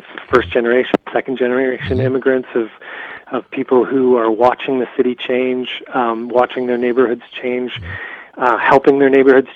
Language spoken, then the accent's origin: English; Vancouver Island, British Columbia, Canada; moved away; also born or lived in London, England / New York; I come from Vancouver Island. I grew up on the west coast of Canada. I left when I was pretty young